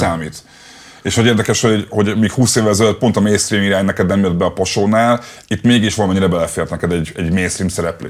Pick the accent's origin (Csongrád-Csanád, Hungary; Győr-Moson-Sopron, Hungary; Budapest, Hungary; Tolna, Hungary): Budapest, Hungary; én a népliget tőle nem messze nőttem fel